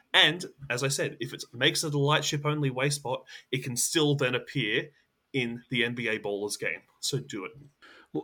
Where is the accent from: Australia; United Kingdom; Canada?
Australia; I'm an Australian